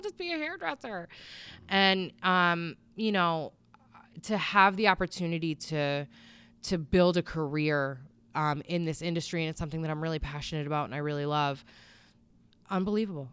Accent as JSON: {"language": "English", "town": "Bristol", "region": "Connecticut", "country": "United States", "said": "I'm from Bristol"}